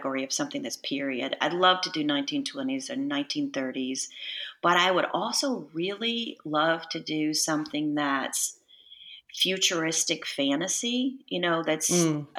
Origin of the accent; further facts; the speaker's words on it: Texas, United States; moved away; I'm from Texas